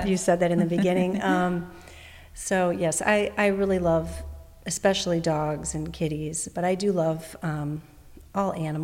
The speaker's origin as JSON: {"language": "English", "town": "Chicago", "region": "Illinois", "country": "United States", "tie": "born or raised there", "first_language": "English", "said": "I'm originally from Chicago, Illinois, and I always lived in America. I was born here"}